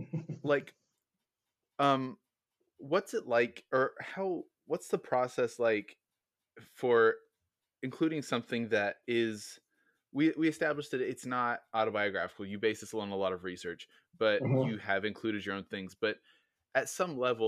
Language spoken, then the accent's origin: English; Oklahoma, United States; I'm from Oklahoma